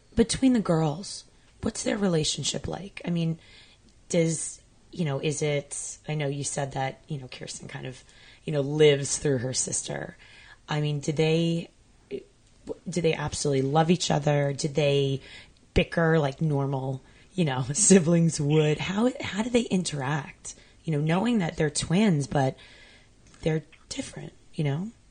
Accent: Long Island, New York, United States; I grew up on Long Island

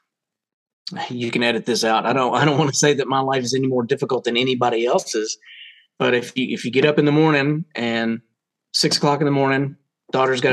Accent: Roanoke, Virginia, United States; I grew up in Roanoke, Virginia, which is Southwest Virginia

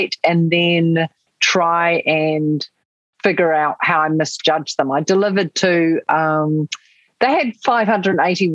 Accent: New Zealand

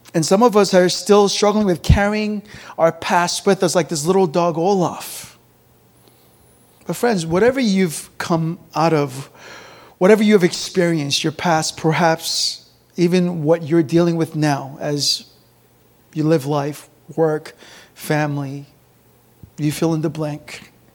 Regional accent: South Korea; moved away; also born or lived in McLean, Virginia, United States; I grew up in the countryside of Korea, one traffic light

